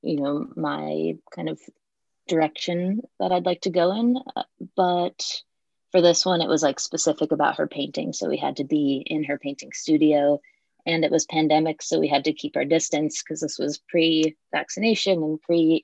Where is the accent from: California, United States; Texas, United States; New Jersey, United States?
New Jersey, United States; Western Central; moved away as an adult; also born or lived in Ohio; So I'm from New Jersey originally, like Western Central New Jersey.